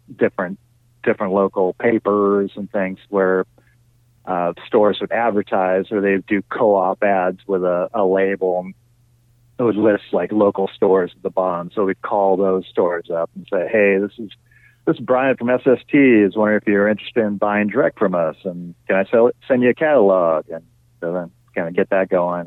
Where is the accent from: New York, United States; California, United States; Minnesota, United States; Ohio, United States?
California, United States; Sierra Madre; born or raised there; also born or lived in Torrance, California / Manhattan Beach, California